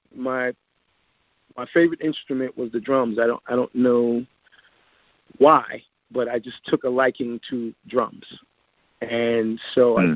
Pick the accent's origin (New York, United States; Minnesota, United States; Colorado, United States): New York, United States; New York City; I was uh, born and raised in the Bronx, New York.